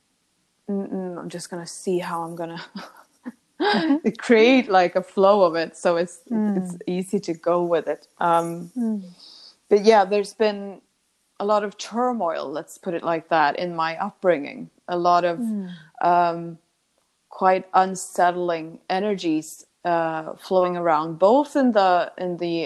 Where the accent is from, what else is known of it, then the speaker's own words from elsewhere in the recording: Sweden; I come from a pretty small town in Sweden. And I was born on